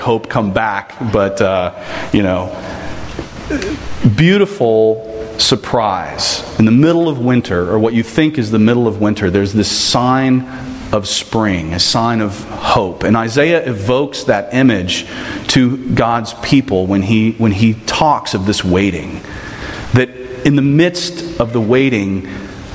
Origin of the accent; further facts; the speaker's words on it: Texas, United States; I'm from Texas